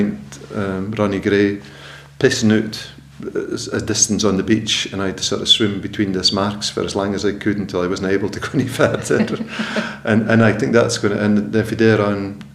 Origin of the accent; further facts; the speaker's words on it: Twatt, Shetland, Scotland, United Kingdom; born in Twatbixter and I was brought up there just on the croft